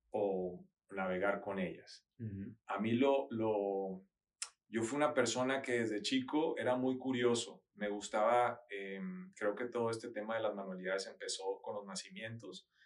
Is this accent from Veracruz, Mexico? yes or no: no; Culiacán, Sinaloa, Mexico; moved away as an adult; also born or lived in Mazatlán, Mexico / United States; En Mazatlán, eh, yo nací y después al tercero de primaria nos tuvimos que ir a Culiacán.